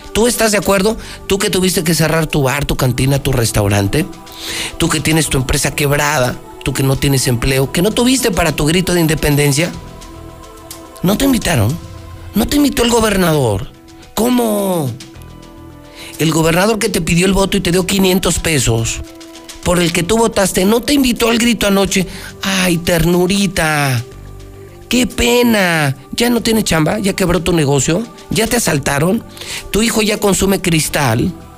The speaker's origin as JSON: {"language": "Spanish", "region": "Aguascalientes", "country": "Mexico", "said": "de a de veras soy hidrocálido"}